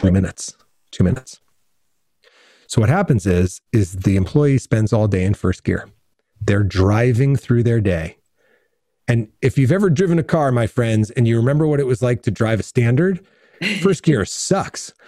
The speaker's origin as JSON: {"language": "English", "town": "Redding", "region": "Connecticut", "country": "United States", "tie": "born or raised there", "also_born_or_lived": "New Rochelle, New York", "moved": "as an adult", "lives_now": "Southern California, United States", "said": "I grew up in Connecticut and moved to California and as a grown up"}